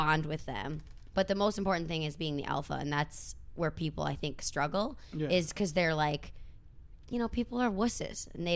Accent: Minnesota, United States; moved away; I'm from Minnesota

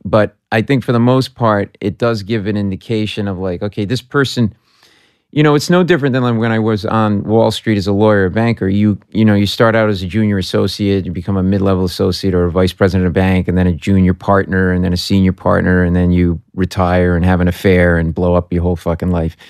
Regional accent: Providence, Rhode Island, United States; moved away as an adult; I was a middle-class kid from, I am from Providence, Rhode Island

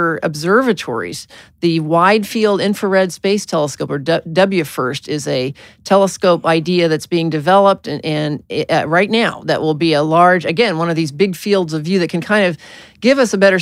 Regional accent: Arkansas, United States; I was born in Arkansas

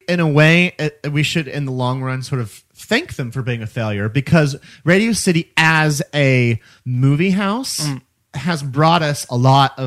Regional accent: Missouri, United States; now in New York, United States; that's my home state

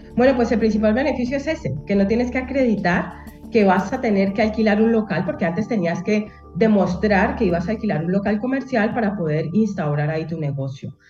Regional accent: Colombia; moved away as an adult; now in Spain; yo soy colombiana de origen, ¿no? Entonces, cuando a mí me tocó, yo, yo me vine por estudios, a hacer mis estudios de posgrado

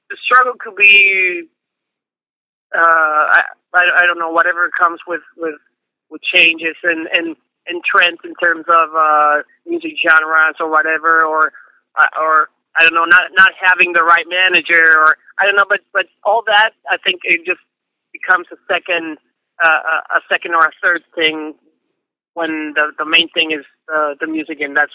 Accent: Mexico City, Mexico; we grew up in Mexico City

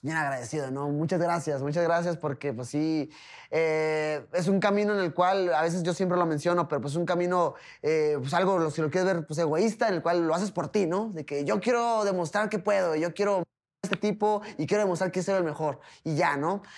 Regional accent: Tijuana, Baja California, Mexico; soy mexicano, pero pues Tijuana no tiene alturas a nivel del mar

